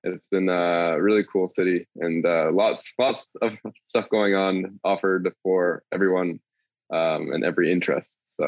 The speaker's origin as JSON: {"language": "English", "region": "Buenos Aires", "country": "Argentina", "said": "From beautiful Buenos Aires, Argentina."}